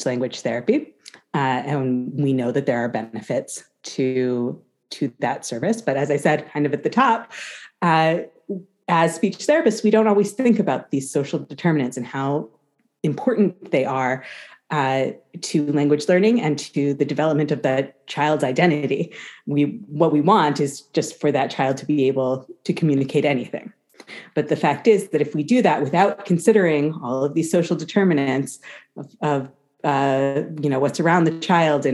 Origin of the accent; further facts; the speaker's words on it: United States; accent: American English; We both speak with American English accents because we're from America